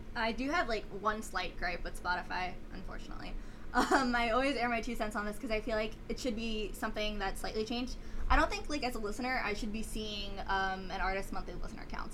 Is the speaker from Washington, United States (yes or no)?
no; New York City, New York, United States; I'm from Staten Island, so I am part of the city